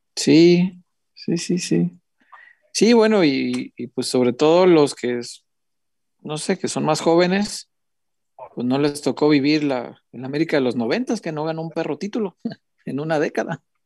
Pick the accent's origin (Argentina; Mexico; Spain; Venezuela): Mexico; Guadalajara, Jalisco; soy tapatío